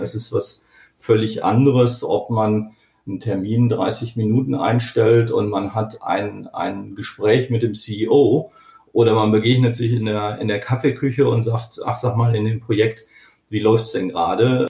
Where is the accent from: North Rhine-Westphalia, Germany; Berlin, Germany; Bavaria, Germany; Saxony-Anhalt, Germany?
North Rhine-Westphalia, Germany; Dortmund; Ich bin Kind des Ruhrgebiets, äh, in Dortmund geboren und äh, ich wohne auch immer noch auf der Grenze zu Dortmund